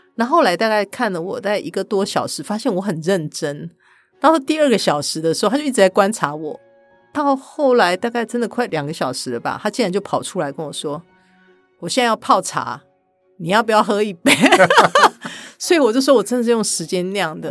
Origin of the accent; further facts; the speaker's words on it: Kaohsiung, Taiwan; 我是高雄的小孩